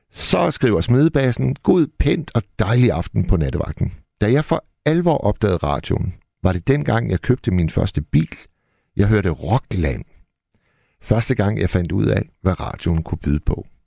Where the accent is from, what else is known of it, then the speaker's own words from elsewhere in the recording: Hirtshals, North Denmark Region, Denmark; jeg arbejdede en overgang som natportier på et uh, hotel i Hirtshals, hvor jeg kommer fra.